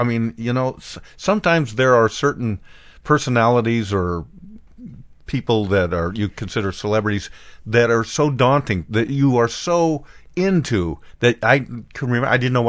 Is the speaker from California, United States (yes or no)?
no; Bend, Oregon, United States; my hometown of Bend, Oregon